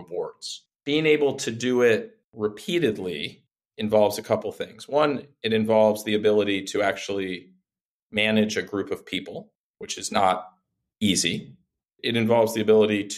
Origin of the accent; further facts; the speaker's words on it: Reston, Virginia, United States; I had a job in my hometown in Northern Virginia, Reston, Virginia